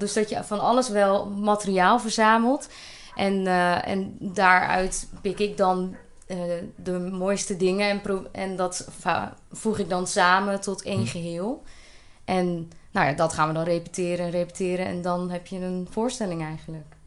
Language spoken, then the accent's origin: Dutch; Polsbroek, Utrecht, Netherlands; moved away as an adult; now in Elburg, Netherlands; Ik ben geboren in Polsbroek en dat is een heel klein dorpje, gehucht eigenlijk wel, in, eh, in het Groene Hart.